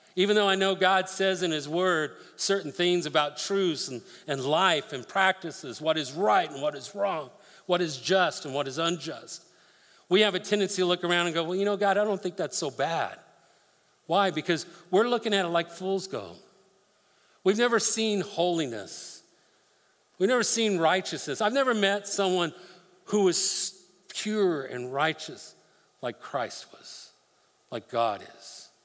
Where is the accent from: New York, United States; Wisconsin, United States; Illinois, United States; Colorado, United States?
Colorado, United States; I grew up in Colorado, spent a lot of times fishing rivers up there with my dad.